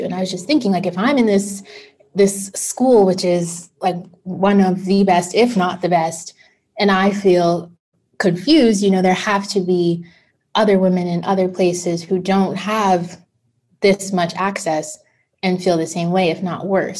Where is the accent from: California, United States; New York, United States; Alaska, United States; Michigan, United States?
New York, United States; New York City; I'm from Brooklyn, New York, and I transitioned from a public school to a private school at the age of 12.